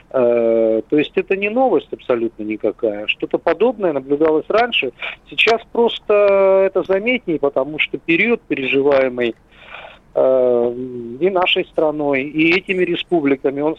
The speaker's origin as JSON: {"language": "Russian", "country": "Kazakhstan", "moved": "as an adult", "said": "Я, собственно, из, из Казахстана эмигрировал в 1998 году. До этого я там учился и работал."}